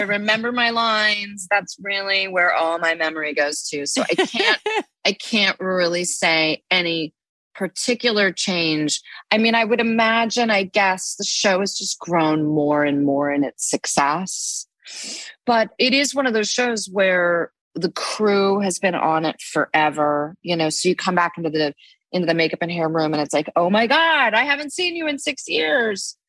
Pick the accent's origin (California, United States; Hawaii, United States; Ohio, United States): California, United States; Los Angeles; now in New York, United States; I grew up in Los Angeles